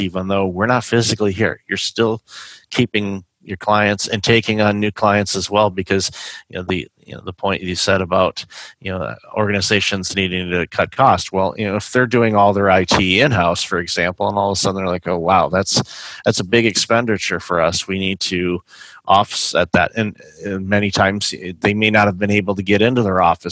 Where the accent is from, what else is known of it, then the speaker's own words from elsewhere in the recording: Michigan, United States; moved away; I'm originally from Michigan.